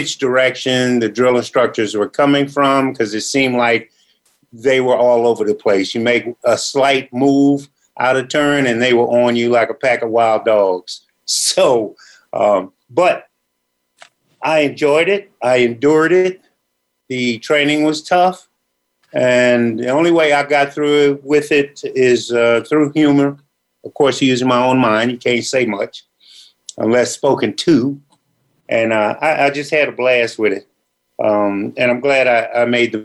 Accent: Rockville, Maryland, United States; also born or lived in Washington, D.C. / Shady Side, Maryland / Gaithersburg, Maryland; I was born in D.C., but spent most of my youth in Maryland, between Shadyside, Maryland, and Rockville, Maryland, where I graduated from high school

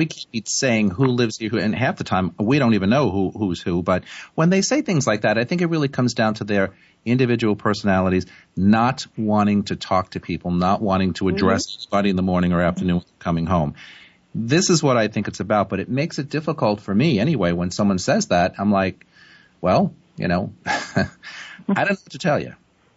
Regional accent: New York City, New York, United States; I'm a New Yorker

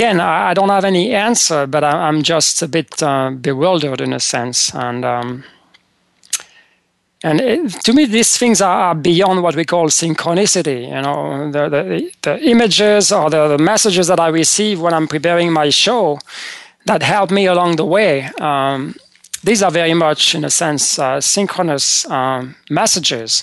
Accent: France; moved away as an adult; now in United States; when I was growing up in France

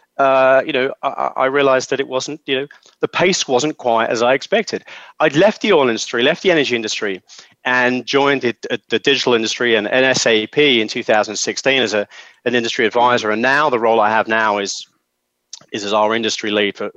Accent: London, United Kingdom; I'm from London

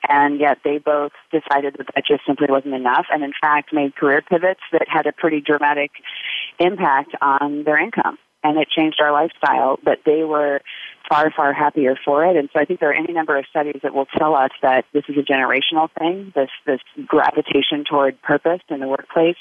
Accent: United States; also born or lived in Uganda; as an American

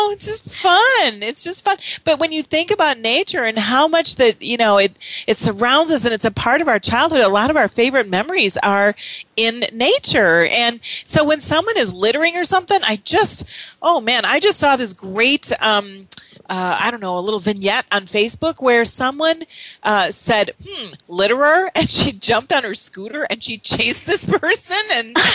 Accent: Wisconsin, United States; moved away; also born or lived in Utah; I grew up in Wisconsin, and for a while I lived in Utah

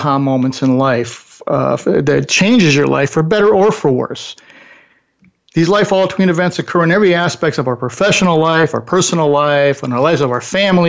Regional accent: Buffalo, New York, United States; moved away as an adult; also born or lived in California; for a kid from Buffalo

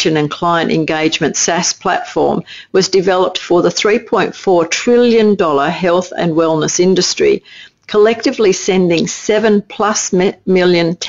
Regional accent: Australia; accent: Aussie; my Aussie accent

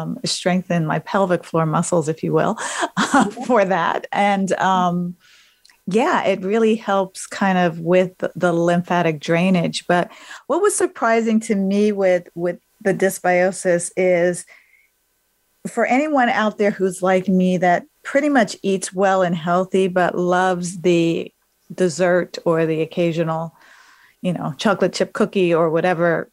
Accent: United States; I'm American

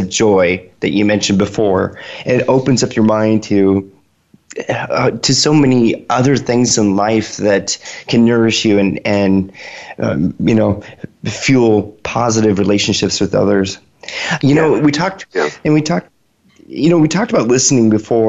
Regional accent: Washington, United States; I hail from Washington State, and so it's very dark and cloudy there a lot.

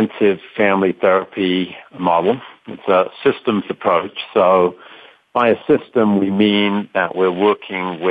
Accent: London, United Kingdom; moved away as an adult; also born or lived in Colorado; now in United States; I'm not originally from the United States. Born and raised in London, England, and I came over to study in Colorado

